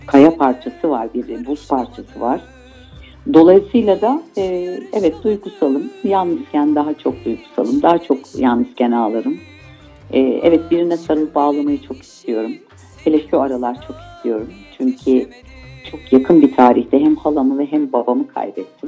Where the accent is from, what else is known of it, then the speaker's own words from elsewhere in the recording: Istanbul, Turkey; also born or lived in Ankara / Aegean region (ancestry); sonra buraya geldik. E, İstanbul'a geldik.